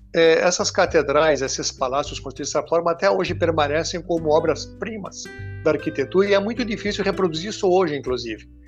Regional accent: Israel; now in Brazil; nasci em Israel

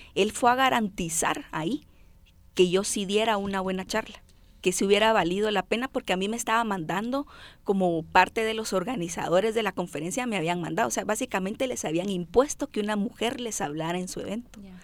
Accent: Guatemala; accent: chapinismos; soy como que una chapina tradicional, ¿no? O sea, nuestras nuestro vocabulario, yo le digo nuestros adjetivos de acto impacto están aquí bien puestos, chapinismos y todo

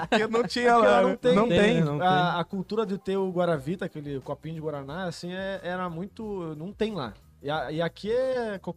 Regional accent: Rio de Janeiro, Brazil; Eu sou carioca, cara.

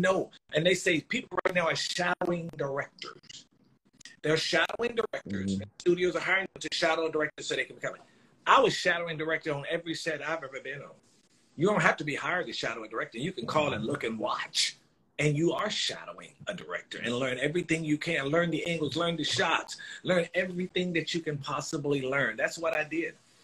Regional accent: North Carolina, United States; also born or lived in New York; I think we've taken to North Carolina about 3 or 5

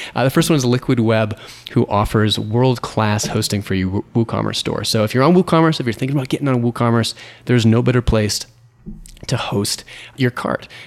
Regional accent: United States; the U S, my home country

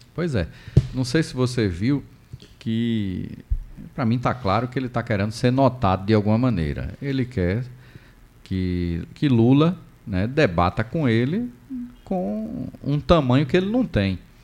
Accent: Maceió, Alagoas, Brazil; moved away; à minha cidade natal

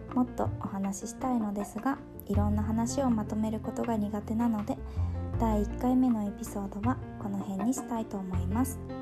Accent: Kagoshima, Japan; 鹿児島の田舎の方で生まれ育ちました

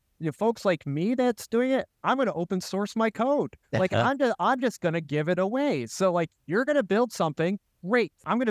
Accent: Rochester, New York, United States; So I was born and raised in Rochester, and I love this community.

